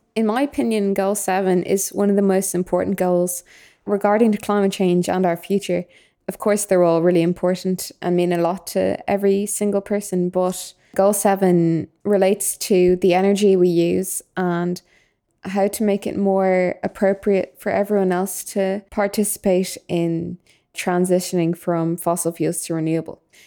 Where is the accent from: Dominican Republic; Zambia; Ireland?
Ireland; Dublin, Leinster; I'm from Dublin